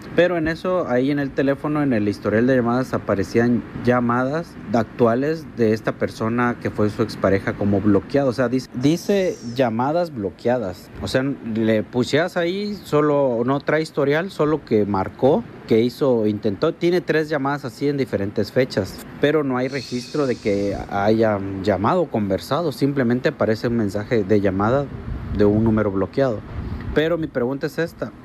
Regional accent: Mexico; also born or lived in Canada; Yo estuve trabajando en Canadá y soy mexicano, estuve trabajando en Canadá y hace dos, tres días acabo de regresar aquí a mi país.

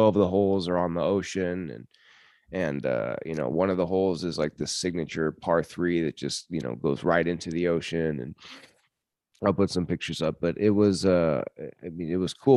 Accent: United States; I'm from America

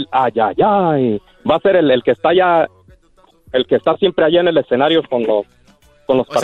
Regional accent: Puruándiro, Michoacán, Mexico

